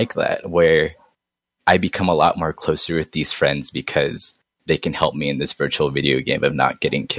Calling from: San Diego, California, United States; I'm coming from San Diego.

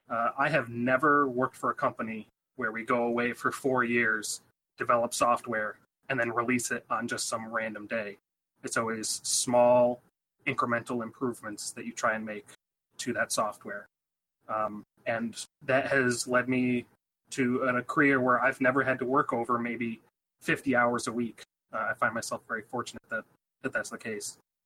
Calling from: Rochester, New York, United States; from Rochester.

